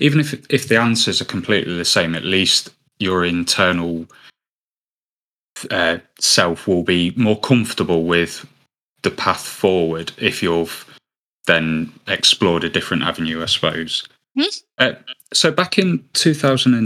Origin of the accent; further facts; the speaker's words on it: United Kingdom; as British people